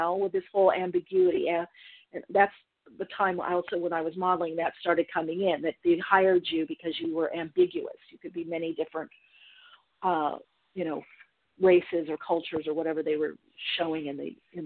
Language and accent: English; United States; also born or lived in England; I'm an American